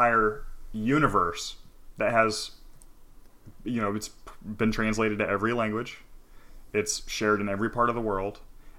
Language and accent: English; New York, United States; I grew up in New York. I was a weird nerdy kid.